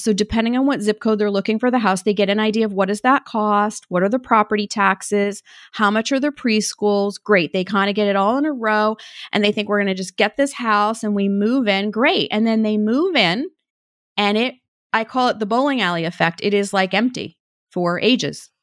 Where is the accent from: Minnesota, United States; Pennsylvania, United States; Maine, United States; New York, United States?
Maine, United States; moved away; I grew up in Maine